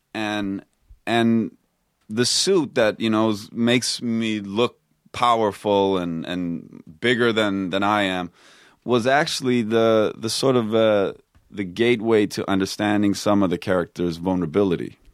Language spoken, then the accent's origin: English; Stockholm, Stockholm County, Sweden; also born or lived in Texas, United States; now in United States; I grew up in Stockholm